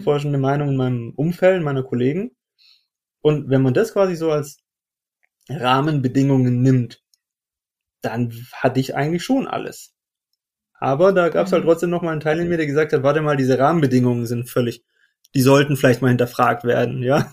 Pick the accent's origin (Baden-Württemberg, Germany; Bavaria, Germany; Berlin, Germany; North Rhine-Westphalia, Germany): Baden-Württemberg, Germany; Stuttgart; moved away as an adult; Ich bin ursprünglich aus Stuttgart, das heißt geborener Stuttgarter und Schwabe